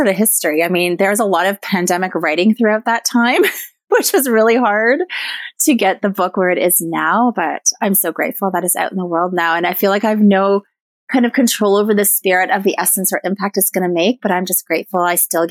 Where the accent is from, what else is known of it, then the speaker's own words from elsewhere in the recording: Newmarket, Ontario, Canada; also born or lived in Cape Croker First Nation; I was raised in Newmarket, Ontario